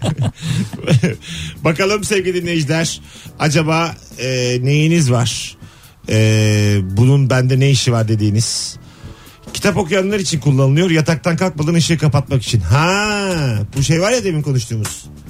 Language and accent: Turkish; Bursa, Turkey; ben Bursalıyım